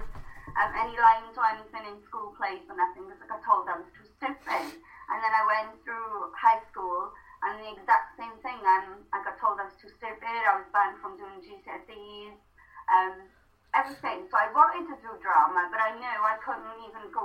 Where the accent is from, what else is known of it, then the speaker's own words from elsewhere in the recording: the Valleys, Wales, United Kingdom; first language Welsh; English is a second language; growing up in the Valleys